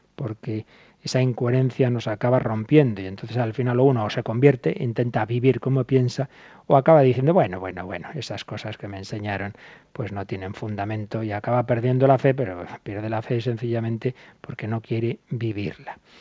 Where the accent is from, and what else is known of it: Spain